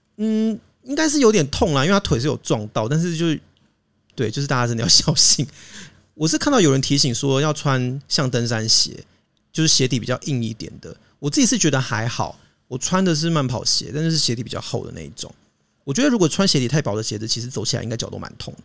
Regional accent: Hakka, Taiwan; 我是客家人。 骄傲的客家人

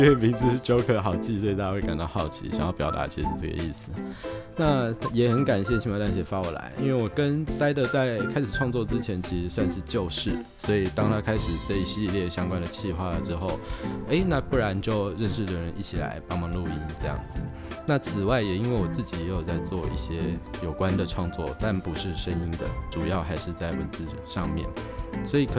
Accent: Taiwan; 我老家在万大，那离台北蛮近的啊。

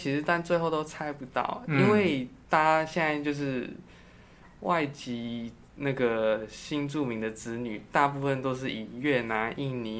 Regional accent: Taiwan; born there; 对，我是在台湾出生，然后从国小开始读中文这样。

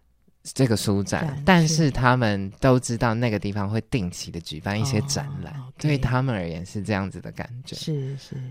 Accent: Taiwan; 我是台湾人。

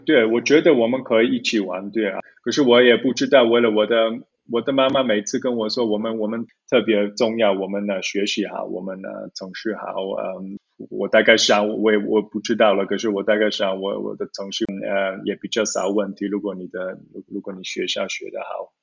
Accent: Zurich, Switzerland; Chinese is a second language; also born or lived in Taiwan; 我是在苏黎世，呃，城市，呃，长大的

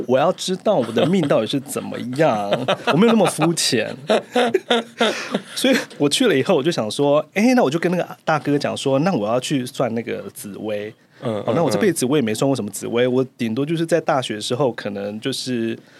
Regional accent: Keelung, Taiwan; 因为我本身是基隆人嘛。嗯。那那个那个道场就是对那个道场就是在七堵，嗯、所以基隆跟七堵还算蛮近的。

